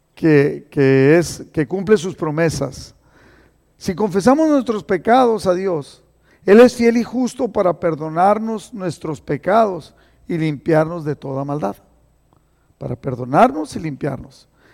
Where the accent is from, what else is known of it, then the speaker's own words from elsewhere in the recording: Mexicali, Baja California, Mexico; now in Imperial Valley, United States; yo soy cachorra de Mexicali